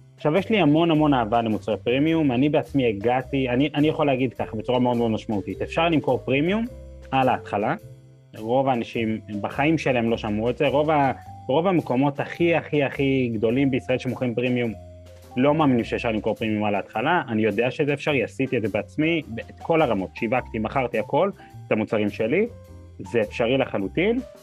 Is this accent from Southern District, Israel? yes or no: no; Or Yehuda, Central District, Israel; אני גדלתי ב, בפריפריה, באור יהודה, עיר מאוד מאוד נחמדה